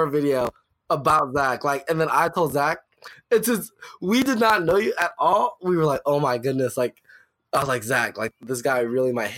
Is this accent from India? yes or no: no; Richmond, Virginia, United States; also born or lived in Cleveland, Ohio; we're from Richmond. It's not too far from Georgetown.